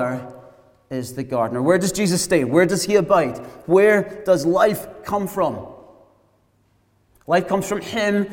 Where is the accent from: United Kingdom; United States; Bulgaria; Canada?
United Kingdom; Glasgow, Scotland; moved away as an adult; also born or lived in south coast of England; those of us brought up in Glasgow